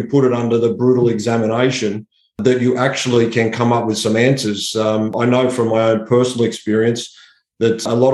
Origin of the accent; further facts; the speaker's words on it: Sydney, New South Wales, Australia; I grew up in Western Sydney